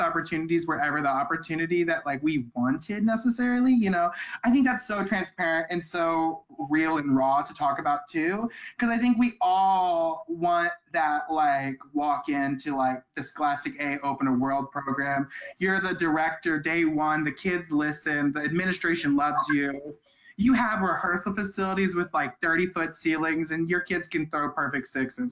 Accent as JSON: {"language": "English", "town": "St. Louis", "region": "Missouri", "country": "United States", "said": "I'm from St. Louis."}